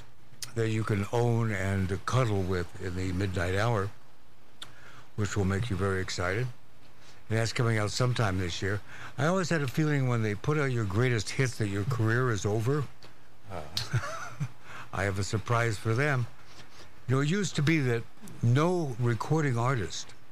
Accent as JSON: {"language": "English", "town": "Walla Walla", "region": "Washington", "country": "United States", "moved": "yes", "said": "I was from Walla Walla, Washington"}